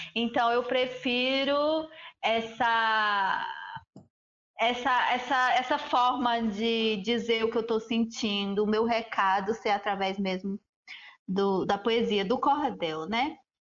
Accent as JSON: {"language": "Portuguese", "country": "Brazil", "said": "Eu sou Tabajara"}